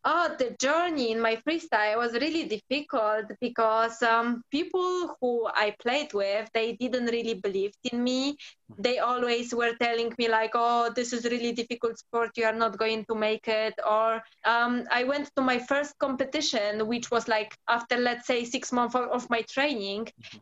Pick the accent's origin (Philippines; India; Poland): Poland; English is a second language; moved away as an adult; now in London, United Kingdom; I born in Poland. Um, I was living whole life there for like around 19 years